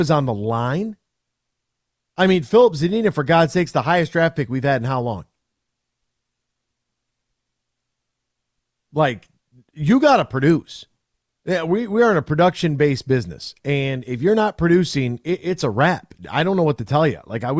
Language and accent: English; Flint, Michigan, United States; I'm from Flint